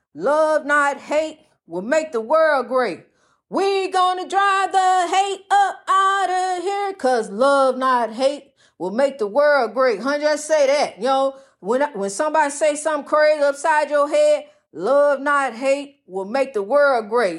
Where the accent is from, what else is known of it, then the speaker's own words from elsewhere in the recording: East St. Louis, Illinois, United States; I wanna see my people in my hometown, my birthplace, East Saint Louis